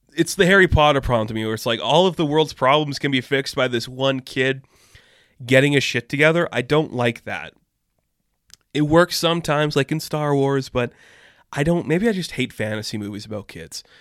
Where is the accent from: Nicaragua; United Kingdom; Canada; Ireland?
Canada; I am a Canadian guy